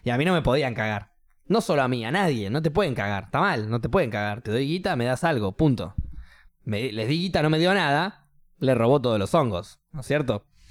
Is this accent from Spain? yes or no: no; Argentina; also born or lived in New Zealand; soy argentino